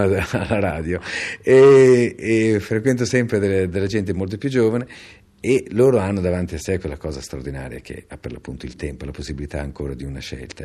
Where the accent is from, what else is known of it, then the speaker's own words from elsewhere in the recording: Milan, Lombardy, Italy; Io sono nato a Milano